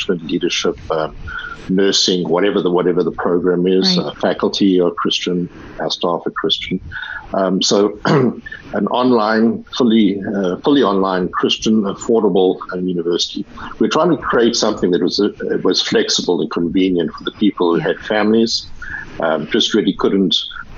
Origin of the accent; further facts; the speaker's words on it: South Africa; accent: South African; moved away as an adult; also born or lived in California; I'm South African, as you probably will have heard from the accent, and so I was raised in South Africa.